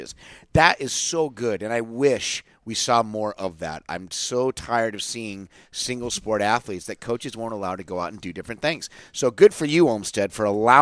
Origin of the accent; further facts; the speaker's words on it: Southern California, United States; I grew up in Southern California